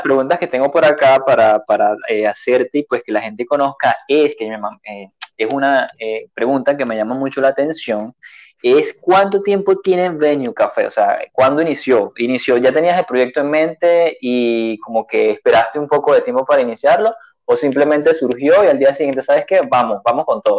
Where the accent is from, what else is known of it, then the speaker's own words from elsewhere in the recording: Venezuela; moved away as an adult; desde que yo me fui hace tres años de Venezuela